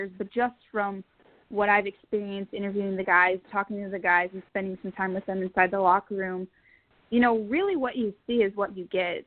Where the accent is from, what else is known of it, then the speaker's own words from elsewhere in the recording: Pueblo, Colorado, United States; moved away as an adult; also born or lived in Fort Collins, Colorado / Kentucky; now in New York/New Jersey area, United States; I grew up in Pueblo